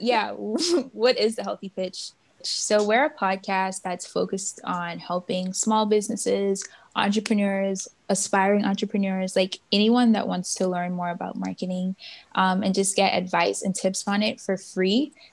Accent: Bahamas; moved away as an adult; now in Miami, United States; I'm from the Bahamas

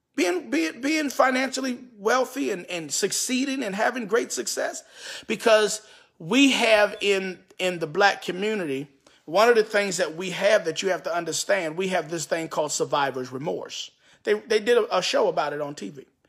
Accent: New York City, New York, United States; also born or lived in Bronx / Queens / Brooklyn; I was born and raised in Harlem, moved to the Bronx, also lived in Queens, lived in Brooklyn for a little while

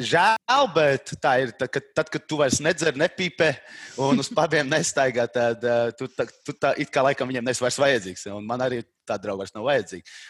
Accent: Talsi Municipality, Latvia; moved away as an adult; also born or lived in Riga, Latvia; now in England; es pēdējos sešus gadus dzīvoju Rīgā, bet tā es no Talsiem. Uh, okay. tā, bet reāli es esmu no maz maz ciem uh, eh, Tals rajonā, Tiņģera

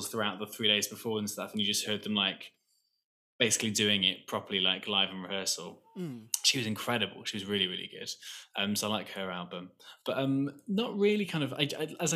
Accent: Wales, United Kingdom; there's this North Welsh, so I'm from Wales.

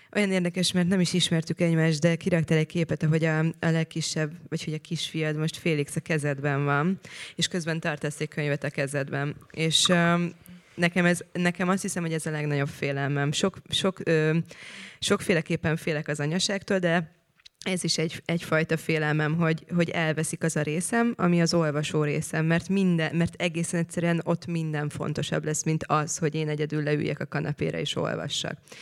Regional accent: Szentendre, Pest, Hungary; én ott nőttem fel, ahol te most laksz

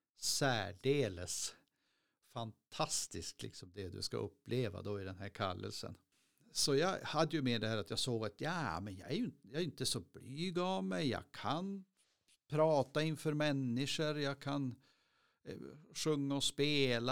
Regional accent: Skråmträsk, Västerbotten County, Sweden; moved away as an adult; also born or lived in Skellefteå; now in Piteå, Sweden; jag är från Skromträsk och flyttade hemifrån när jag var 20

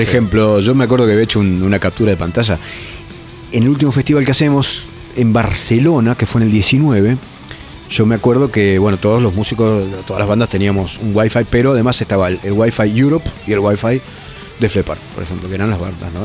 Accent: Entre Ríos, Argentina; also born or lived in Brazo Largo / Zárate, Buenos Aires; yo me crié en la isla, en Brazo Largo, y en, un pueblito entre ríos que se llama ¿no? Y luego Zárate

